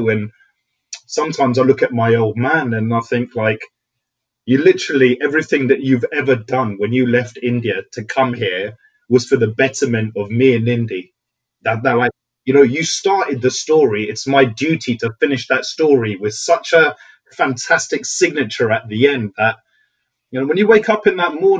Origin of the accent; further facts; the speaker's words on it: United Kingdom; it's crazy being a British Asian working in our industry. It is madness.